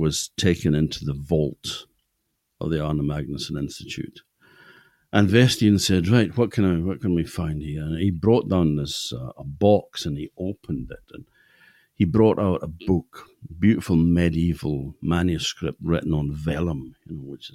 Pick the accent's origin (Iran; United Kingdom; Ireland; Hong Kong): United Kingdom; Orkney, Scotland; born on a small farm called Valdegar, down by the sea